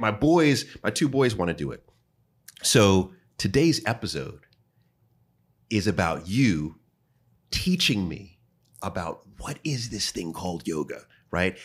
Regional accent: New York, United States; I'm from New York

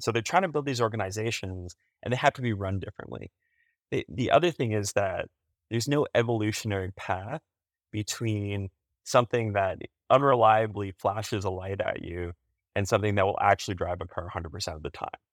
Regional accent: Canada; as a Canadian

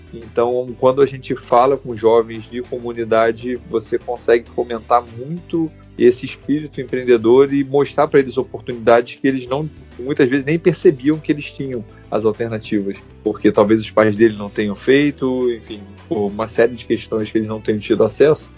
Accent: Rio de Janeiro, Brazil; eu sou carioca aqui do Rio de Janeiro

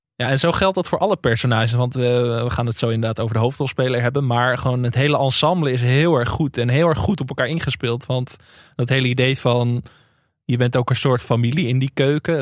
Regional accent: Enkhuizen, North Holland, Netherlands; in Enkhuizen, waar ik vandaan kom.

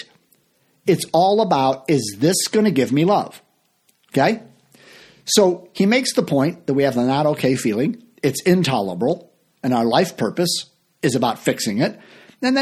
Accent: Chicago, Illinois, United States; I mostly play locally here in my hometown of Chicago

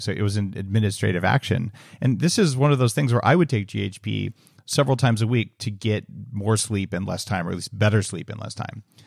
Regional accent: New Mexico, United States; moved away as an adult; also born or lived in California; I grew up in New Mexico

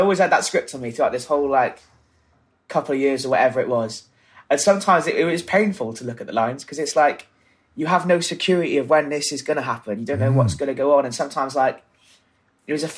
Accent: South Wales valleys, United Kingdom; moved away as an adult; now in London, United Kingdom; I grew up in South Wales. The valleys, basically.

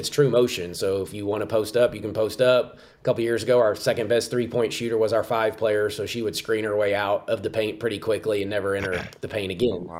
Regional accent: Richardson, Texas, United States; now in Morgantown, United States; I'm in Dallas, Texas, Richardson, Texas, suburb of Dallas.

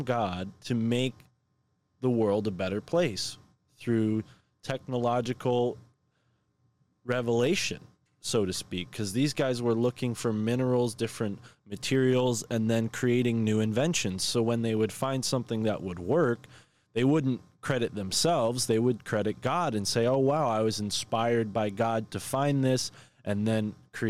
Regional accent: Connecticut, United States; that being my home state

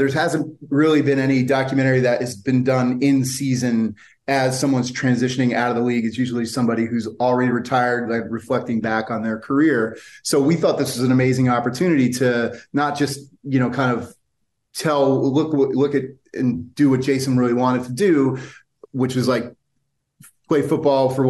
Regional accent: New Jersey, United States; now in Philadelphia, United States; I actually grew up in North Jersey

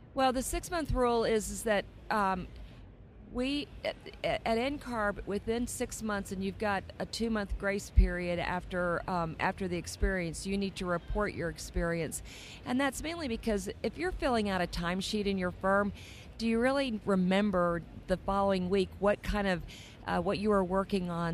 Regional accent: Texas, United States; I grew up in Texas

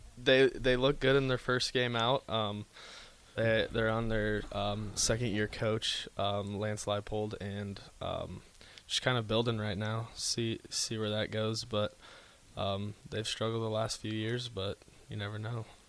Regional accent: Grand Island, Nebraska, United States; now in Lincoln, United States; I'm from Grand Island, so I've been I've been around Lincoln quite a bit

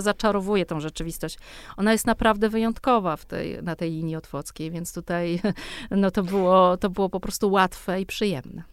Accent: Warsaw, Masovian Voivodeship, Poland; z tego mojego dzieciństwa na tym Grochowie

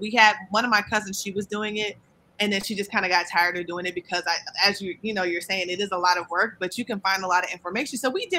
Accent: Hampton, Virginia, United States; So we're from Hampton, Virginia.

